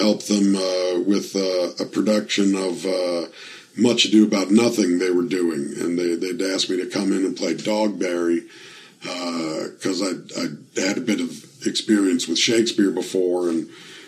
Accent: Toronto, Ontario, Canada; I grew up in Toronto. Etobicoke is like a borough, almost.

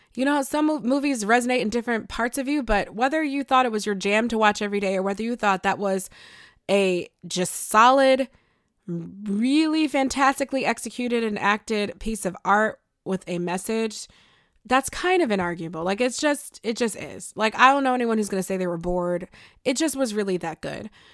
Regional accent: Buffalo, New York, United States; I'm from Buffalo

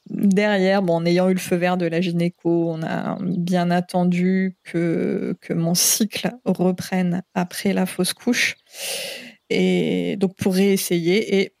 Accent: Paris, Île-de-France, France; now in French Polynesia; il n'y a, pas de pression sociale non plus sur le corps des femmes, ce qui est une chose en tant que parisienne que je trouve extrêmement appréciable

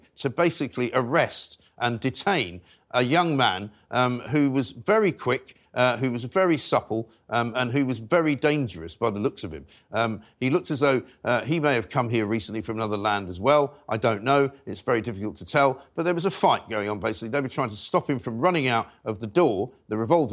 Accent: London, United Kingdom; where I was raised in North London

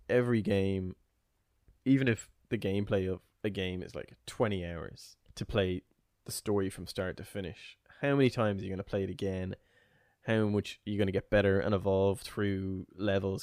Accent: Ireland; I'm Irish

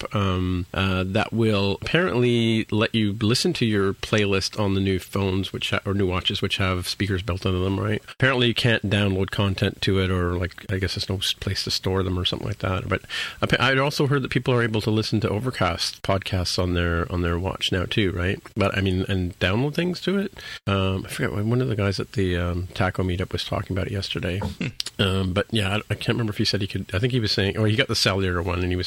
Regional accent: Canada; I'm a Canadian.

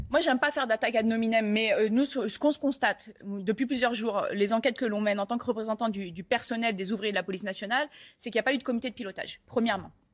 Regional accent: Paris, Île-de-France, France; je suis parisienne

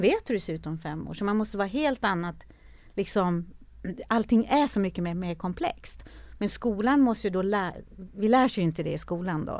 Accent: Norrland, Sweden; jag är ju född i Norrland, en liten by i Norrland

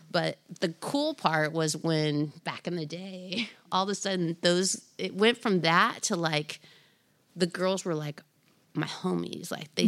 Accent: Anaheim, California, United States; I grew up in Orange County

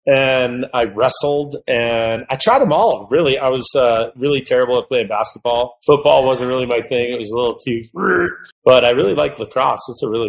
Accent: Cleveland, Ohio, United States; moved away as an adult; now in Canada; I was born in Cleveland, Ohio, not a, you know, well-known ski spot.

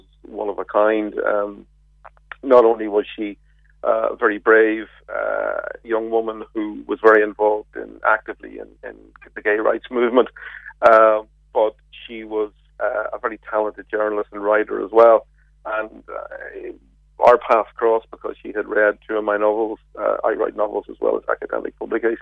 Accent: Belfast, Northern Ireland, United Kingdom; I'm from Belfast myself

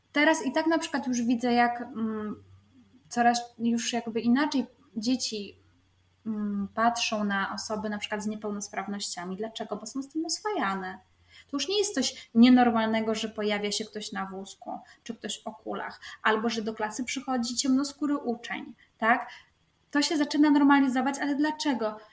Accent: near Gdańsk, Pomeranian Voivodeship, Poland; ja jestem spod Gdańska

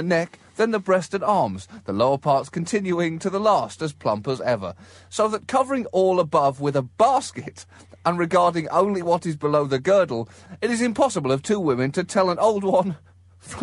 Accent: United Kingdom; as a British person

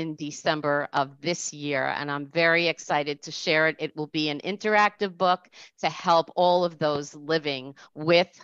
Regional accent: Rockland County, New York, United States; also born or lived in Orange County, New York / New Jersey; I'm from New York, Orange County, New York, Rockland County, New York, woohoo. and I came back to Rockland where I was from.

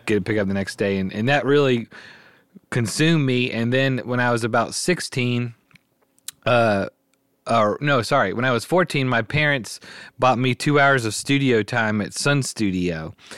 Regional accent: Memphis, Tennessee, United States; I was born and raised in Memphis, grew up here

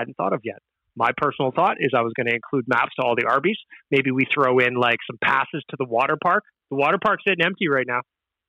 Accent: Edmonton, Alberta, Canada; We're all from Edmonton.

